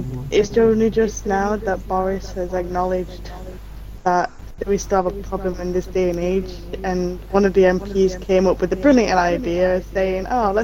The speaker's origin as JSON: {"language": "English", "town": "Sheffield", "region": "Yorkshire and the Humber", "country": "United Kingdom", "said": "I'm from Sheffield."}